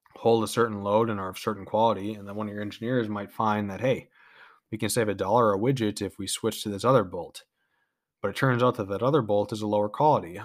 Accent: United States; we as American peoples

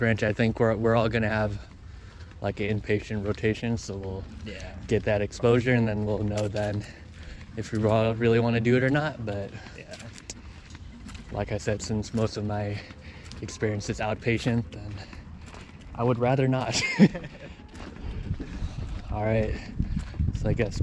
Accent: Santa Cruz, California, United States; me growing up in Santa Cruz

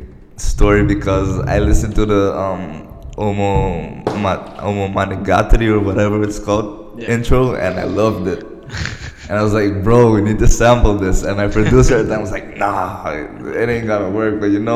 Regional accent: Venezuela; I'm from Venezuela.

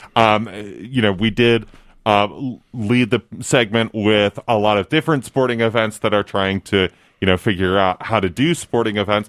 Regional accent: Buffalo, New York, United States; I'm from Buffalo, New York.

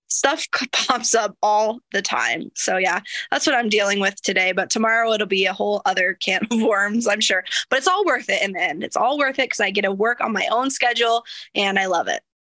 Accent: small town Iowa, United States; I wrote the owner a love letter telling him that this was my hometown

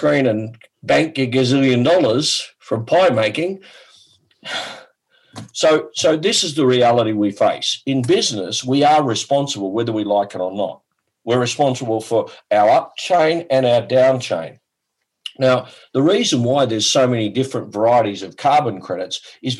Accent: Australia; I'm from Australia

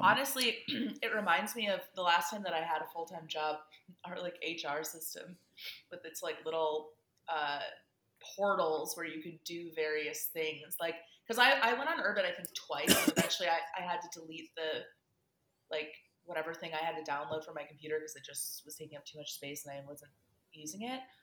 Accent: Great Lakes Midwest, United States; we are both Great Lakes Midwesterners.

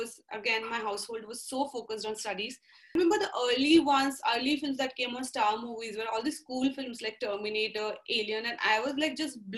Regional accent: Nagpur, Maharashtra, India; I grew up in Nagpur, which was a very middle-class setup of really focused on studies.

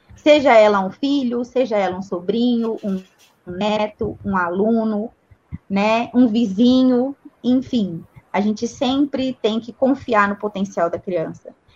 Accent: Brazil; also born or lived in Campinas; a gente é brasileiro

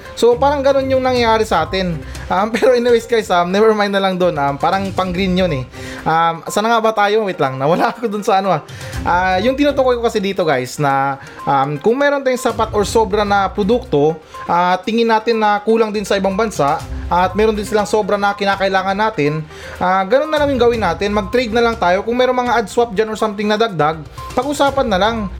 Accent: Philippines; ako, bilang isang Pilipino

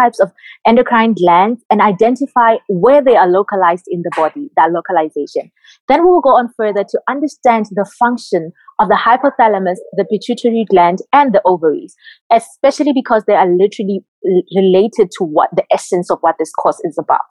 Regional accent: Botswana; moved away as an adult; now in Cuba; my home country in Botswana

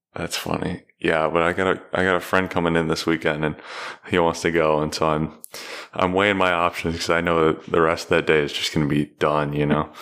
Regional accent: Cincinnati, Ohio, United States; I I grew up in Cincinnati

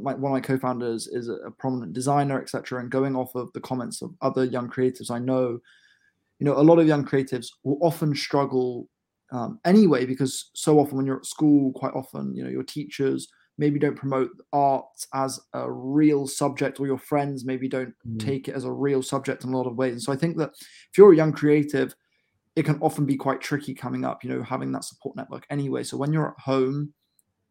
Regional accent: Bedford, East of England, United Kingdom; my hometown of Bedford

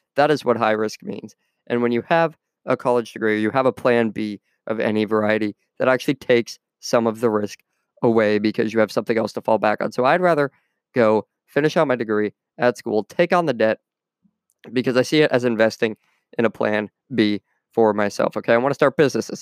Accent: United States; my home country of the U S

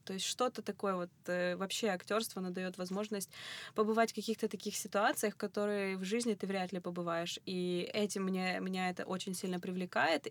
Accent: Kropyvnytskyi, Kirovohrad Oblast, Ukraine; я ж из Кировограда

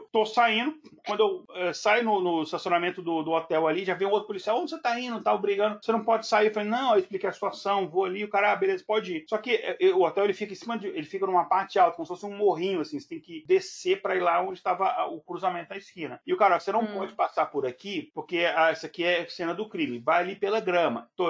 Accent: Brasília, Federal District, Brazil; accent: Brasília; ainda mais eu com meu sotaque de Brasília, que o povo acha que é carioca

